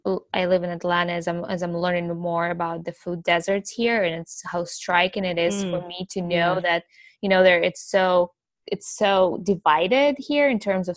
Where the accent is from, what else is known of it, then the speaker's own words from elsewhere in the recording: Ukraine; now in United States; I'm from Ukraine originally, and I've been in the country for many years now